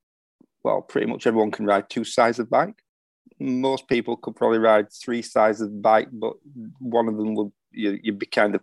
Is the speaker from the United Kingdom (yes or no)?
yes; Yorkshire and the Humber, United Kingdom; being a Yorkshireman